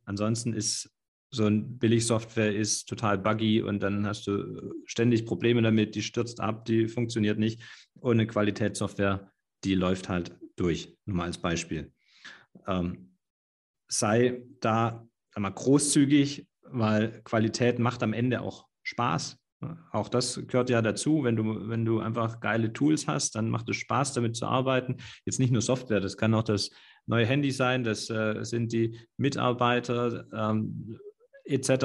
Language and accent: German; Swabia, Germany; für mich als Schwaben